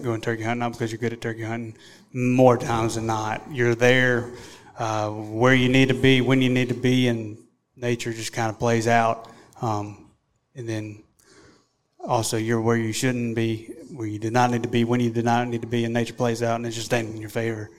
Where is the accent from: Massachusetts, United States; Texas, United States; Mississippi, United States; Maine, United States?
Mississippi, United States; we're from Mississippi.